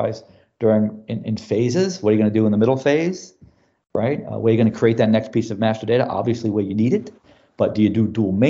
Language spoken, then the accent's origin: English; New York City, New York, United States; moved away as an adult; now in Houston, United States; I'm originally from New York City